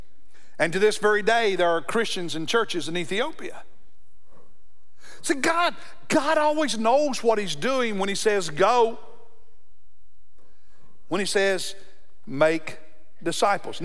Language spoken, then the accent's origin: English; Kentucky, United States; now in South Carolina, United States; Growing up in Kentucky